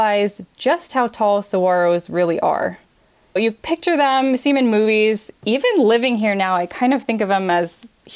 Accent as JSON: {"language": "English", "region": "East Coast", "country": "United States", "moved": "as an adult", "lives_now": "Tucson, United States", "said": "I'm a transplant from the East Coast. I have been here for about 15 years"}